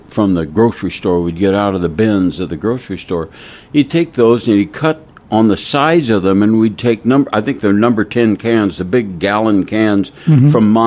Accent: Kansas, United States; moved away; I'm a Kansas farm boy.

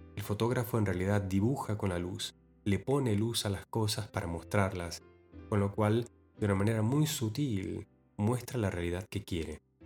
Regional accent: Argentina; en mi ciudad natal, en Argentina

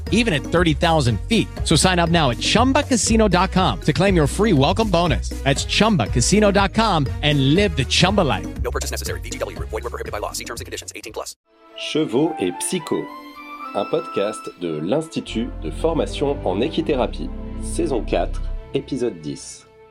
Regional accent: France; chez nous en France

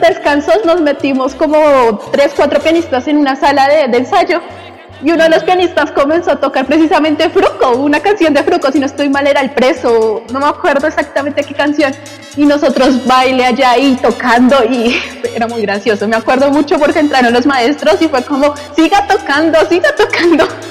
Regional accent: Colombia

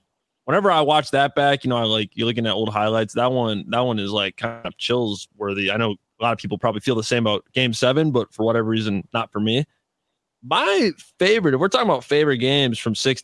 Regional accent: Chicago, Illinois, United States; as a Chicagoan

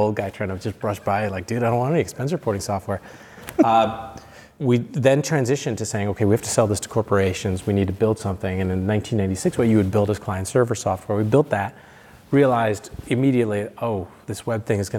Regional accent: Michigan, United States; moved away as an adult; also born or lived in Seattle / San Francisco; when I grew up in Michigan

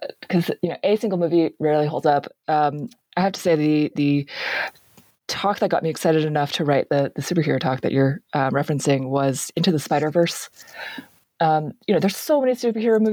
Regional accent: Bay Area, California, United States; I grew up in the Bay Area

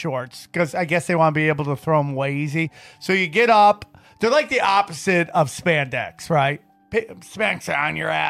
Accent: upstate New York, United States; when I was growing up in upstate New York

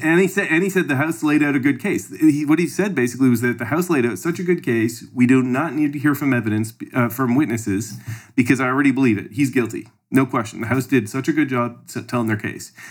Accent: Canada; I'm from Canada

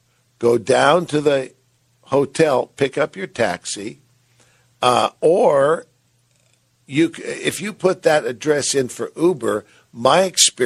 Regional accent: San Francisco, California, United States; now in Salt Lake City, United States; my hometown where I grew up, went to school in San Francisco

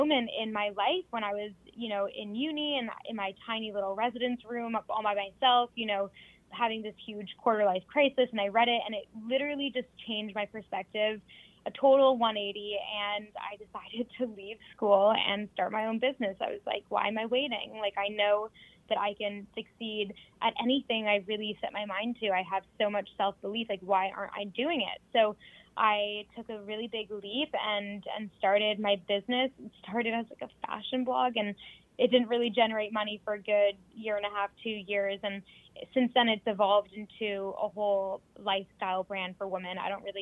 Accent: Toronto, Ontario, Canada; moved away as an adult; now in London, United Kingdom; I grew up in Toronto, Canada, born and raised there. I moved to London, England about 3.5

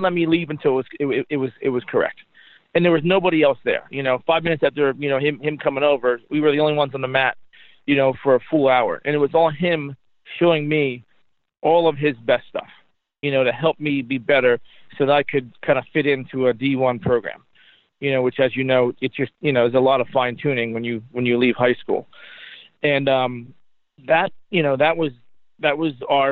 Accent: New Jersey, United States; moved away as an adult; I was from New Jersey

